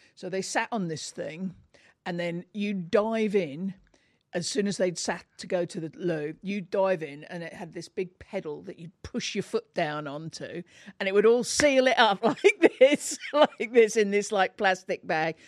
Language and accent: English; Bedford, East of England, United Kingdom; I grow, grew up in, um, a town called Bedford